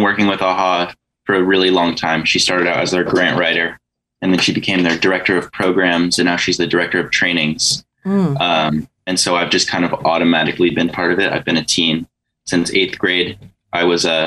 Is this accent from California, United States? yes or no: yes; Santa Barbara, California, United States; also born or lived in Goleta; I was born in Goleta, but I've lived in Santa Barbara pretty much my whole life